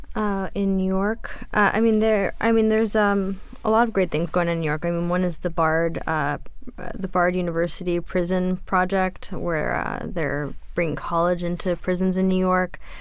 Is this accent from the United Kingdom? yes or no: no; France; moved away; growing up in France